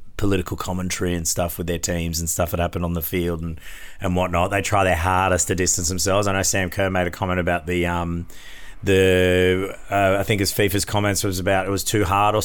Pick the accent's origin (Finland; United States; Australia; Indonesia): Australia; which is so frustrating as an Aussie sports fan because I'm like, you just ruined what she's been working hard for.